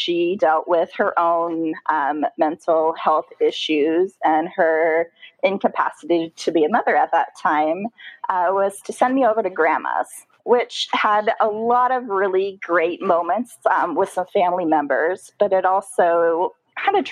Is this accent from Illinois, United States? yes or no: no; Tacoma, Washington, United States; So I grew up in Tacoma, Washington, which is just about an hour south of that big city, Seattle.